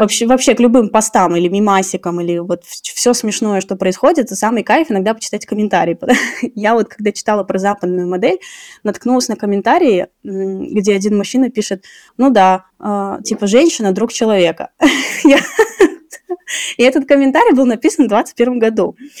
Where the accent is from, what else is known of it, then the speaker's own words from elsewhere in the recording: Tashkent, Uzbekistan; я сама родом с Ташкента